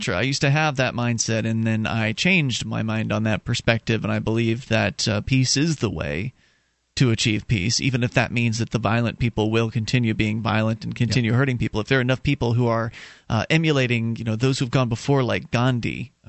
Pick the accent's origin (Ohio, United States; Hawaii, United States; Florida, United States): Florida, United States; moved away as an adult; now in New Hampshire, United States; because I'm from Florida